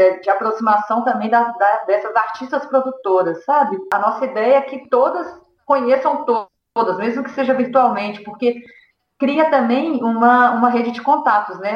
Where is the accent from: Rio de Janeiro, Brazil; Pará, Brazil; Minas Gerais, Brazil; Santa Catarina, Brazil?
Minas Gerais, Brazil; Belo Horizonte; eu sou de Belo Horizonte